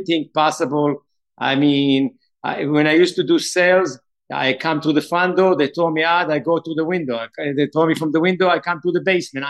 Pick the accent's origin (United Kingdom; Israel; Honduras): Israel; moved away as an adult; also born or lived in Brooklyn, New York; now in New York, United States; It was great growing up in Israel